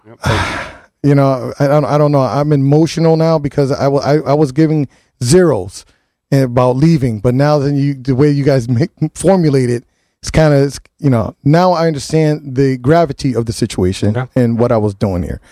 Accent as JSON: {"language": "English", "town": "New Haven", "region": "Connecticut", "country": "United States", "tie": "born or raised there", "said": "I'm born and raised in New Haven"}